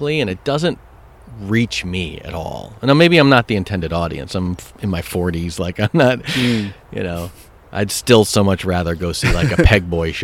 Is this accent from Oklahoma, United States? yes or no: no; Madison, Wisconsin, United States; I grew up in Madison, Wisconsin